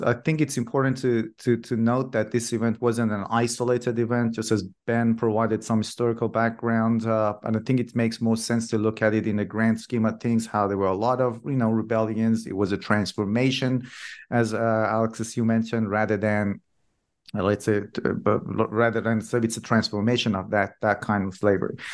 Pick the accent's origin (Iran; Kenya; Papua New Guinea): Iran; first language Persian; English is a second language; moved away; I'm originally from Iran myself, and in our language, in Farsi